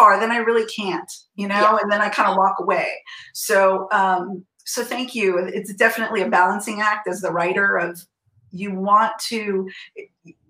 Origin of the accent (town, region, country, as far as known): San Francisco Bay Area, California, United States; born or raised there